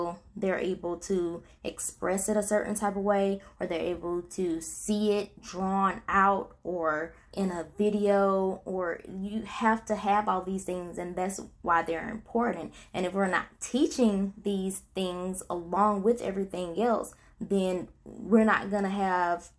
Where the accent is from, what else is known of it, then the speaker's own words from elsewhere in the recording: Princeville, North Carolina, United States; now in Tarboro, United States; I had just recently moved back to my hometown, which is Princeville, North Carolina